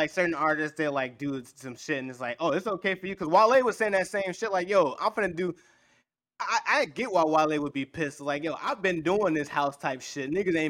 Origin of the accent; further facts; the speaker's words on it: Chicago, Illinois, United States; I'm from Chicago too